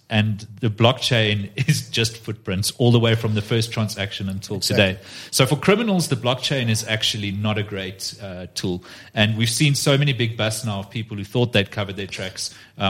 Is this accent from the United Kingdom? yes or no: no; South Africa; I can't go, as a South African law enforcement officer and get a South American bank to show me their ledger